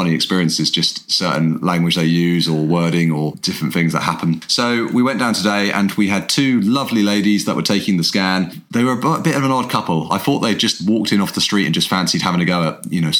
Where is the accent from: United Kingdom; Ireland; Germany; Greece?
United Kingdom; England; We're an English guy and an Irish girl that fell in love, got married